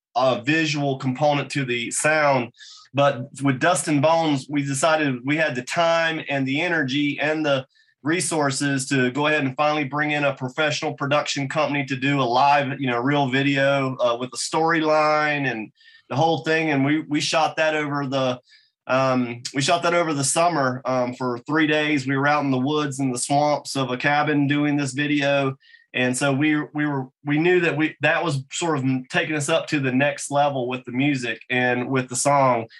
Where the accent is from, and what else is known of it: North Carolina, United States; also born or lived in Boone, North Carolina